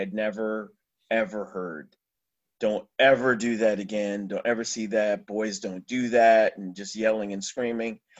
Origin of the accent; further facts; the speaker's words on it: New Jersey, United States; I grew up in New Jersey